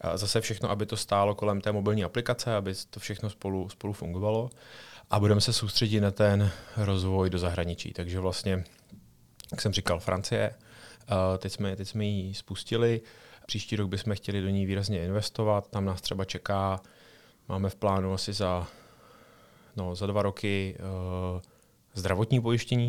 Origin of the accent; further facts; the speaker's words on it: Czechia; máme jako Češi